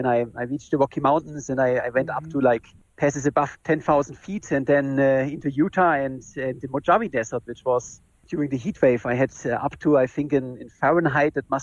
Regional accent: Germany; I'm from Germany

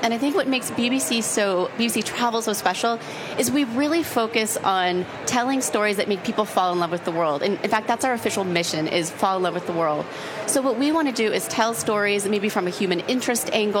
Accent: Buffalo, New York, United States; I grew up in Buffalo, New York

